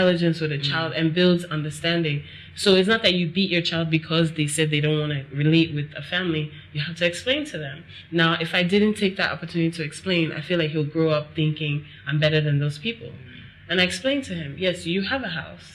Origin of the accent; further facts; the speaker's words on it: United States; moved away as an adult; now in Nigeria; I grew up in America